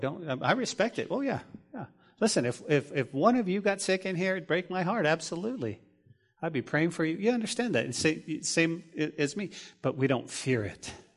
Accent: New Mexico, United States; Growing up in New Mexico, we would often make money as kids to pull weeds

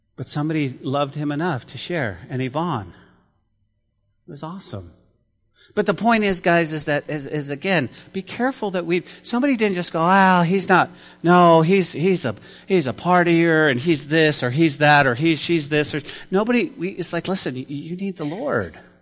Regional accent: Santa Fe, New Mexico, United States; growing up in Santa Fe, New Mexico, we lived in a, uh, in a rougher part of the town

